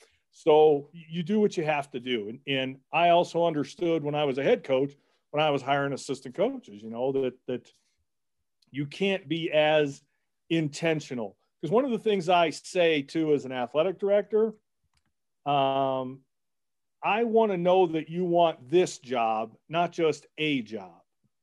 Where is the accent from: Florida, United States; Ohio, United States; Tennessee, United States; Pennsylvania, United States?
Ohio, United States; Cleveland; I'm from Cleveland. I'm a Buckeye.